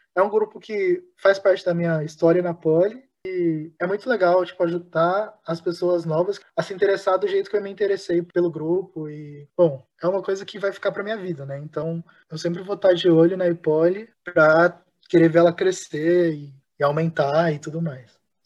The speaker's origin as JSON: {"language": "Portuguese", "town": "Campo Grande", "region": "Mato Grosso do Sul", "country": "Brazil", "said": "eu sou de Campo Grande, Mato Grosso do Sul"}